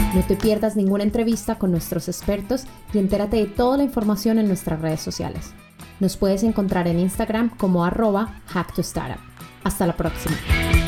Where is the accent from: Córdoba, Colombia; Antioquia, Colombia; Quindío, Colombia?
Antioquia, Colombia; Medellín; Medellín, mi ciudad natal